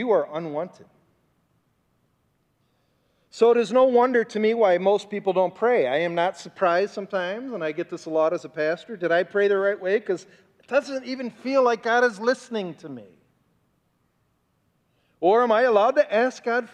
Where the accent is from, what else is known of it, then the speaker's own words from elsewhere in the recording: Bay Village, Ohio, United States; my hometown that I grew up in. It's called Bay Village, Ohio